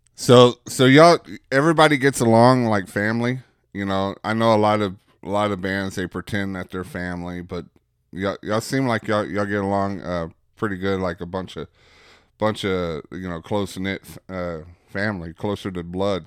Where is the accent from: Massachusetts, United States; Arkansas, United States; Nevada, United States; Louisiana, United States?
Arkansas, United States; Bauxite; I'm from Bauxite